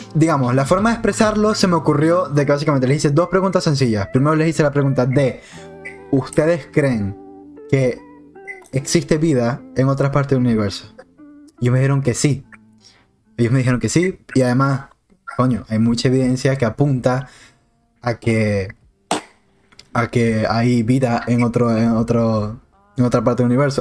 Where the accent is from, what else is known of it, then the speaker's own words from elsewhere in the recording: Maracaibo, Zulia, Venezuela; somos todos maracuchos